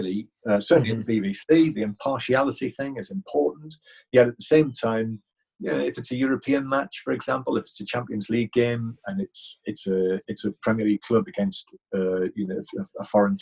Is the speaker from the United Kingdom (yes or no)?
yes; England, United Kingdom; I am English